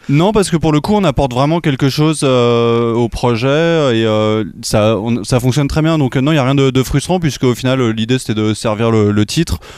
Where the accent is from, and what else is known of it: Bougival, Île-de-France, France